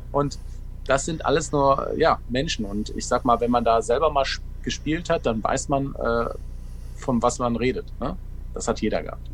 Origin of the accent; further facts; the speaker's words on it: Ruhr area, North Rhine-Westphalia, Germany; Ich komme ja direkt aus dem Ruhrgebiet